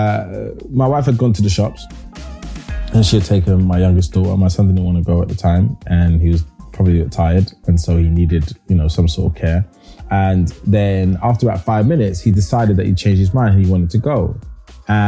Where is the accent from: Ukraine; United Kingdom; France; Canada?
United Kingdom; London; When I was raised in Hackney, there is an area called Hoxton